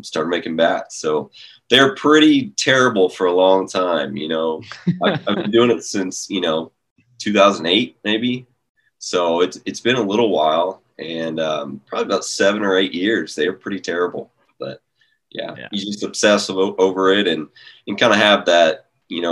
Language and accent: English; Overland Park, Kansas, United States; I grew up in Overland Park, Kansas, just a suburb of Kansas City